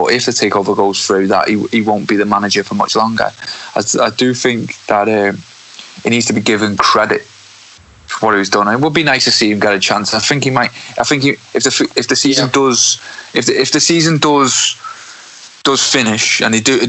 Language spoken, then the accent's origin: English; the north of England, United Kingdom; I'm from the North myself, and I've never lived in London